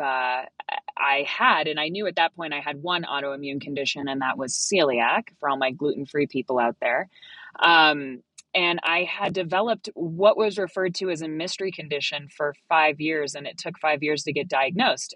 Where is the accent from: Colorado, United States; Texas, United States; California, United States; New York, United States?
Colorado, United States; I am from Colorado. I've lived here. I was born in Colorado.